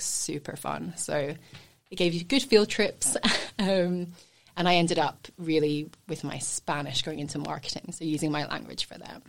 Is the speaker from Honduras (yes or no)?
no; Scotland, United Kingdom; born or raised there; moved away as an adult; also born or lived in England / Edinburgh; now in Sunshine Coast, Australia